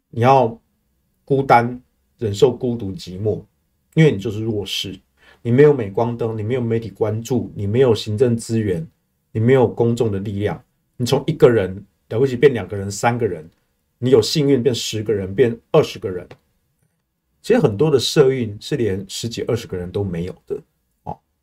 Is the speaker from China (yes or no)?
no; Taiwan; 我们台湾人很务实啦